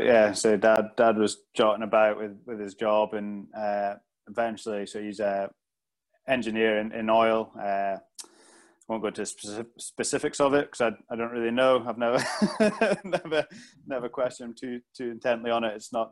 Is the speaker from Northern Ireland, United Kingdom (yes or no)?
no; Aberdeen, Scotland, United Kingdom; born or raised there; also born or lived in Northampton / London; now in Glasgow, United Kingdom